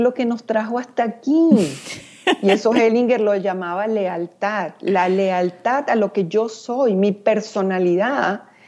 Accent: Venezuela; soy venezolana

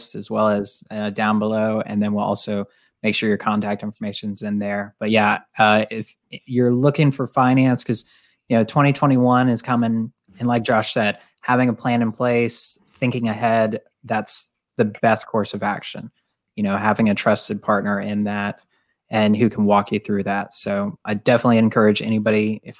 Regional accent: Fernandina Beach, Florida, United States; I grew up in Fernandina Beach

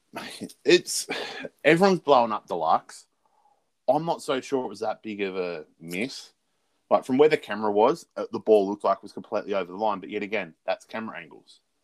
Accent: Australia; being Australian football fans

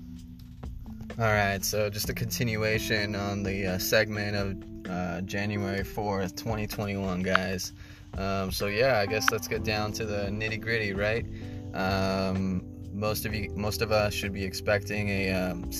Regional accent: United States; we're American, guys, remember that. You know, we are blessed to be born in this nation

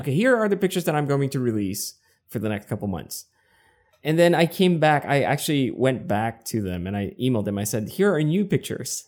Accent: Quezon City, Metro Manila, Philippines; first language English; moved away as an adult; now in San Diego, United States; I was born and raised in Quezon City in the Philippines.

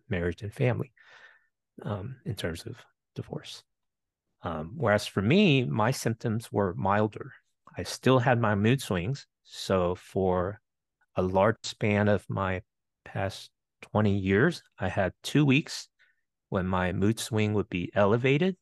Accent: Winchester, Virginia, United States; also born or lived in Bethesda, Maryland; immigrated to the U S when I was eight, and grew up in the metro Washington, D C area, a couple years in Bethesda, Maryland, mostly in Winchester, Virginia.

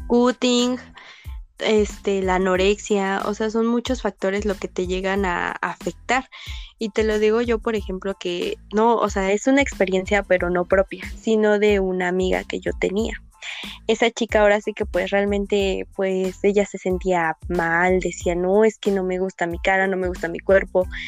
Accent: Pachuca, Hidalgo, Mexico; yo soy de Pachuca

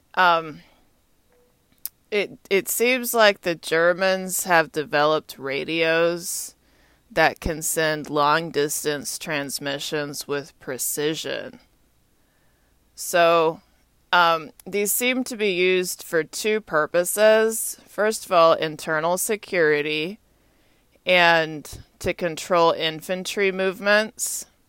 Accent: Austin, Texas, United States; also born or lived in Atlanta, Georgia; now in Washington, D.C., United States; my hometown's Austin, Texas

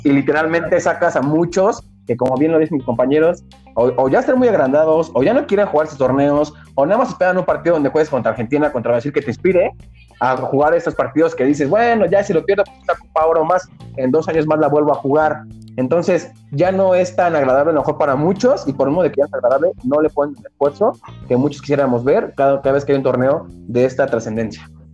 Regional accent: Mexico

